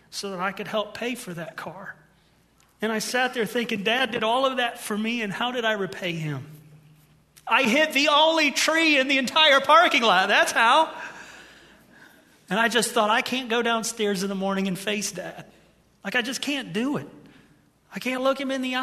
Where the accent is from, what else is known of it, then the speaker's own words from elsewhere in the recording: Ohio, United States; moved away; I'm from Ohio